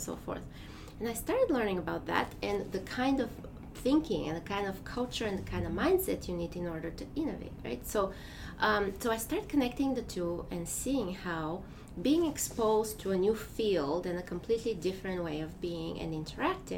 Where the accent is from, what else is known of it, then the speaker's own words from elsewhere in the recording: Bulgaria; English is a second language; moved away as an adult; now in United States; I am from Bulgaria. And so I grew up there